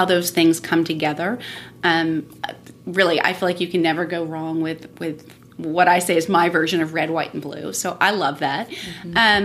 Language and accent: English; Miami, Florida, United States; also born or lived in San Francisco; now in Nashville, United States; I grew up in Miami